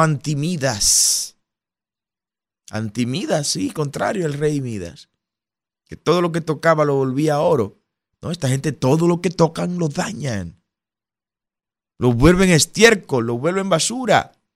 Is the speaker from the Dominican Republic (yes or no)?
yes; Dominican Republic; somos los dominicanos